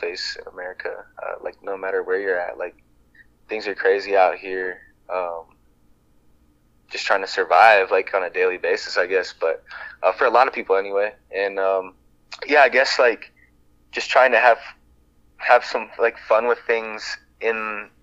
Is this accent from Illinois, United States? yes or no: no; Iowa, United States; growing up in Iowa